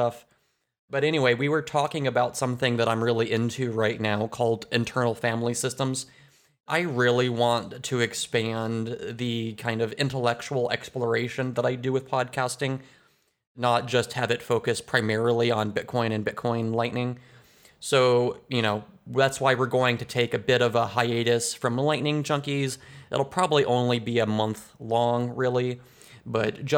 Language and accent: English; United States; I'm from the United States